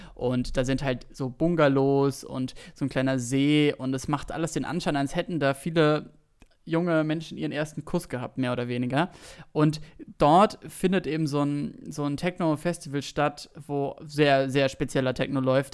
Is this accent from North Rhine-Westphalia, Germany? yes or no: no; Berlin, Germany; ich bin aus Berlin, so aus, aus Zehlendorf